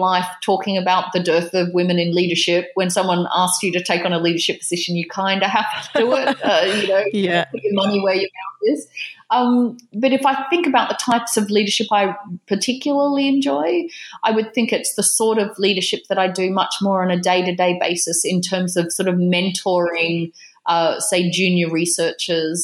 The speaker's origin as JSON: {"language": "English", "country": "Australia", "moved": "as an adult", "lives_now": "United Kingdom", "said": "as an Australian living in the UK"}